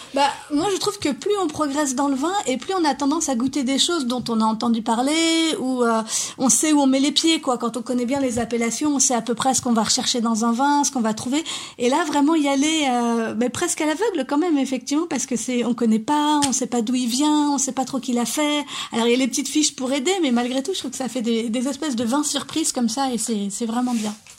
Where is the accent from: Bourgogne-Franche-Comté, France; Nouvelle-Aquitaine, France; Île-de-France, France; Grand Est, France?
Grand Est, France; Lorraine; je viens de Lorraine